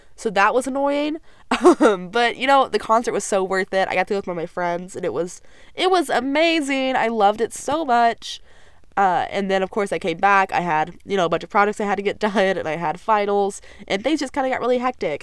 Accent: Texas, United States; I'm ready to kind of get out of my hometown. I'm really excited to get out of Texas for a little while

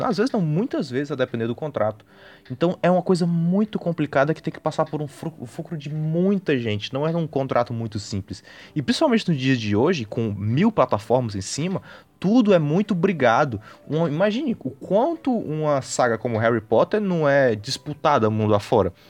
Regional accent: Northeast Region, Brazil; nós dois sendo, sendo nordestinos

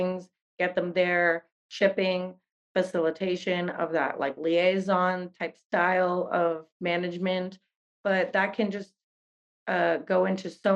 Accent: Netherlands; I grew up in the Netherlands

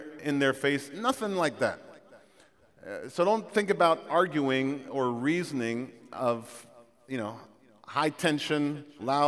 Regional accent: Jamaica; moved away; I'm from Jamaica

